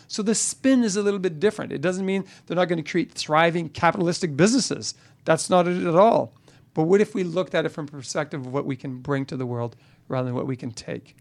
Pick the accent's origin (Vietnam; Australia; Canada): Canada; I'm a Canadian